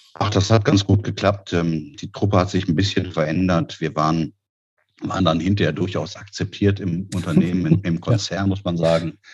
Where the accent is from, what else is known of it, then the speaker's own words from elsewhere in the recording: Peine, Lower Saxony, Germany; moved away as an adult; also born or lived in Neumünster / Düsseldorf; now in Berlin, Germany; ich komme aus Niedersachsen, Aha. Äh, der Stadt Peine äh, zwischen Hannover und Braunschweig